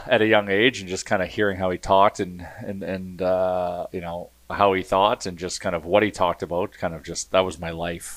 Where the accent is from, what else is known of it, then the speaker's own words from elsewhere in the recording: Edmonton, Alberta, Canada; Born and raised in Edmonton.